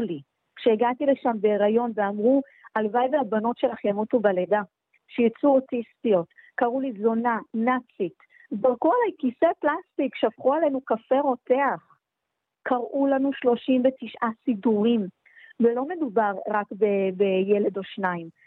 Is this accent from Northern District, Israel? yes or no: no; Jerusalem, Jerusalem District, Israel; בתור ירושלמית